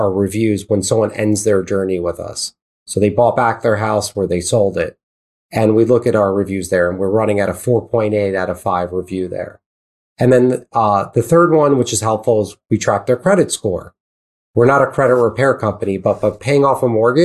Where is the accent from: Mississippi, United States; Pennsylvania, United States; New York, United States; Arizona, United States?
New York, United States; I speak fast because I'm from New York